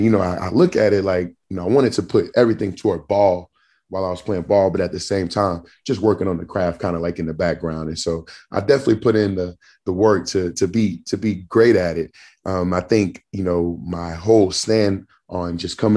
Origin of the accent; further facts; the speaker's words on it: Jasper, Texas, United States; now in Atlanta, United States; my hometown in Jasper